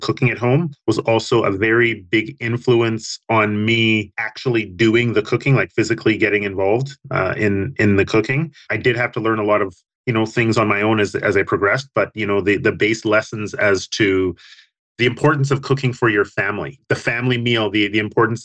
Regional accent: Winnipeg, Manitoba, Canada; growing up in Winnipeg as a young man

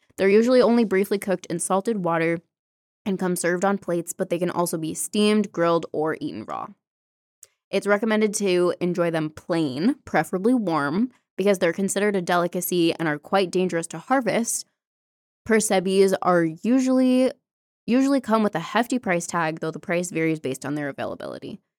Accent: United States; accent: American; in my American accent

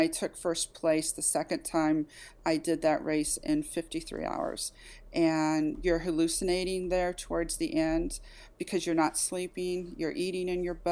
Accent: Kansas City, Missouri, United States; I've born and raised in Kansas City, Missouri

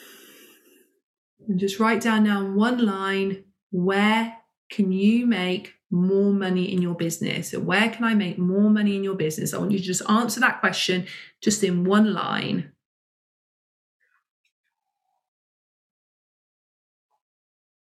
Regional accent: United Kingdom; as a British woman

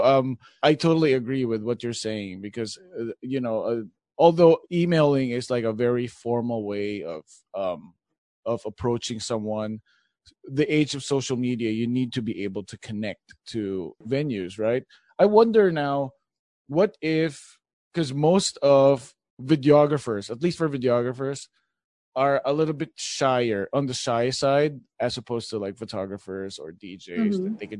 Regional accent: Philippines; English is a second language; now in United States; when I started out, I came from the Philippines and I knew how to speak English, but not like California English. So I had to like immerse myself into the culture.

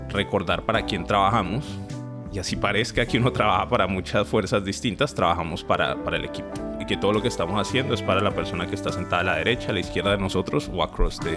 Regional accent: Uruguay; Y ahora nosotros no somos pues no somos de mentalidad de equipo chiquito, somos uruguayos, ¿me entendés? Uruguay no tiene ni 3, 4 millones de habitantes

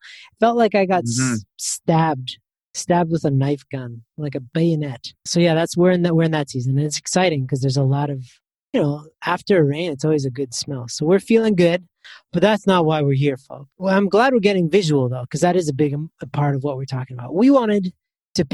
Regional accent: Canada; I'm from Canada

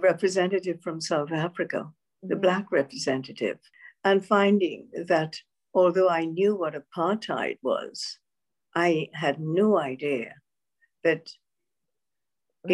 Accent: Grenada; moved away as an adult; growing up in the Caribbean is that it's a multi-ethnic society

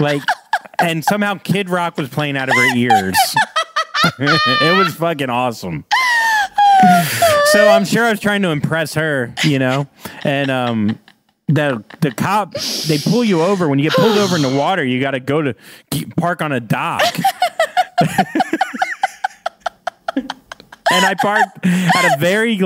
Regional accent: Florida, United States; I'm from Florida

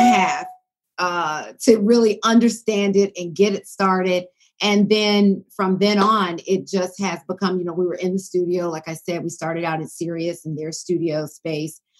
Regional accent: Decatur, Georgia, United States; moved away; I grew up in the Atlanta area

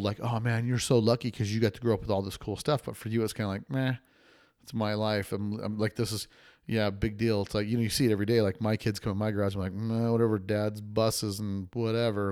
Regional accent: Las Vegas, Nevada, United States; I'm from Vegas, too

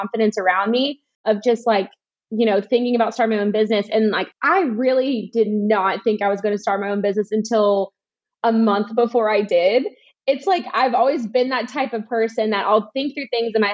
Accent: Alabama, United States; I'm from the South

